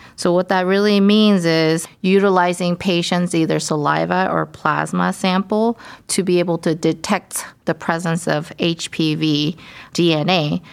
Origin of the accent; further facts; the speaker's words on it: Dallas, Texas, United States; moved away as an adult; also born or lived in Durham, North Carolina / Pittsburgh, Pennsylvania / Baltimore, Maryland / Houston, Texas; now in Cleveland, United States; I'm from Dallas, Texas, but I have been in many places for my medical and ch-, surgical training